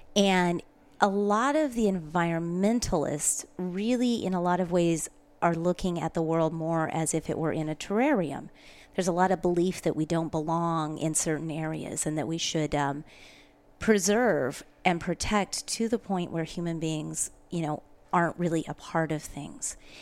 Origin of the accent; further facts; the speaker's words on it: Pacific Northwest, United States; also born or lived in Spokane, Washington; I was raised in the Pacific Northwest